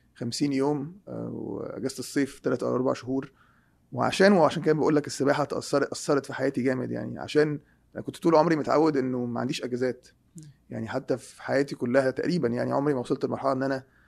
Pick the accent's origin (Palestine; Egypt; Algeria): Egypt; moved away; احنا عندنا في مصر